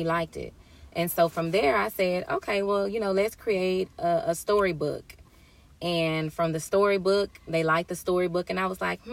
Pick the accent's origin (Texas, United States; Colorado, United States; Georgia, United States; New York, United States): Texas, United States; Houston; moved away as an adult; I'm from Houston, Texas